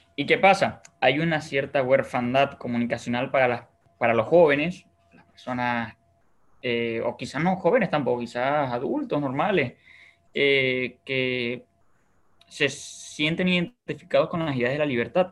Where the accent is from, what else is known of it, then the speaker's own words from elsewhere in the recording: Bolívar, Venezuela; now in Paraguay; yo por ejemplo soy de Bolívar